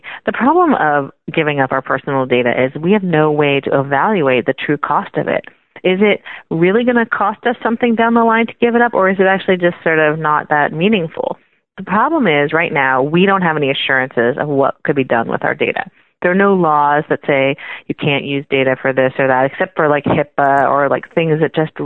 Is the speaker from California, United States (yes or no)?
yes; Silicon Valley, California, United States; I grew up in the Silicon Valley back when you used to pay money for software